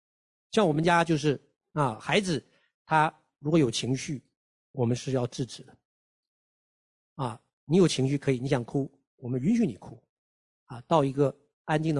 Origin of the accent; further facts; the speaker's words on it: China; 就我们中国人的传统，就是大的管小的啊